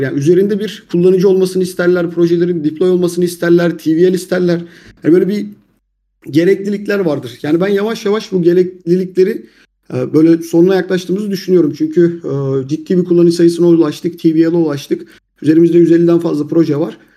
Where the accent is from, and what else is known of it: Turkey